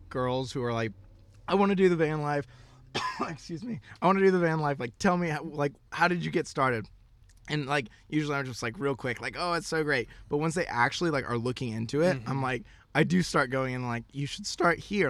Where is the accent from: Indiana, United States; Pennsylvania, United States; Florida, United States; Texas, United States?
Florida, United States; moved away as an adult; also born or lived in Knoxville, Tennessee / West Coast; born and raised in Florida, went to college in Knoxville, Tennessee